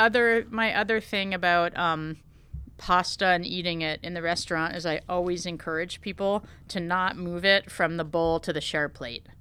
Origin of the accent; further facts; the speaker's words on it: Connecticut, United States; I grew up in Connecticut